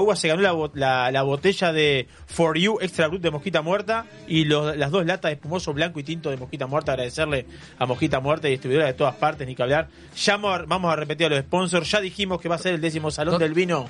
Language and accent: Spanish; Cuchilla Alta, Canelones, Uruguay; yo soy de Cuchilla Alta, cerca ahí